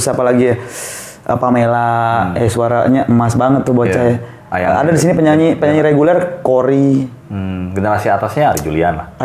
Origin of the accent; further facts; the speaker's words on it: Tasikmalaya, West Java, Indonesia; moved away as an adult; now in Lombok, Indonesia; Aku kan aslinya Jawa Barat sebetulnya.